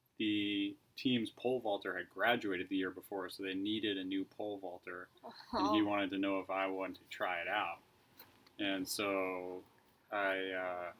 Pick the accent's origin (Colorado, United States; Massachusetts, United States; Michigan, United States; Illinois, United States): Massachusetts, United States; Boston; moved away as an adult; now in California, United States; I grew up in Boston, and I moved to California